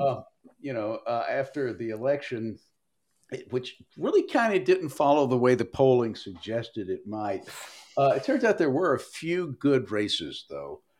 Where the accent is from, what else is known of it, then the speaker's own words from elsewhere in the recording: Tennessee's 5th congressional district, United States; now in Maryland, United States; I was born and raised in Tennessee Five